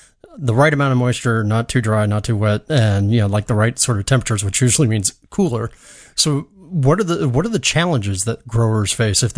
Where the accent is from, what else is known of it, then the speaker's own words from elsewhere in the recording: Apopka, Florida, United States; my hometown of Apopka